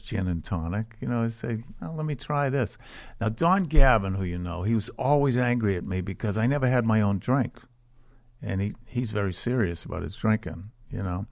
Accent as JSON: {"language": "English", "town": "Boston", "region": "Massachusetts", "country": "United States", "tie": "born or raised there", "said": "I was from Charlestown, and I went to caddy camp"}